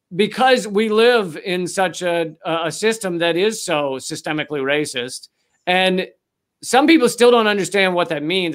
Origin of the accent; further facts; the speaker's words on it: United States; I'm an American who was born and raised in America